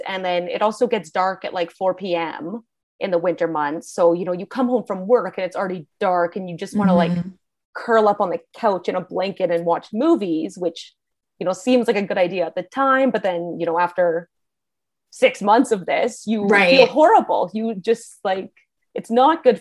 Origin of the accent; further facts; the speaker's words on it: Canada; also born or lived in Alberta; I'm from Canada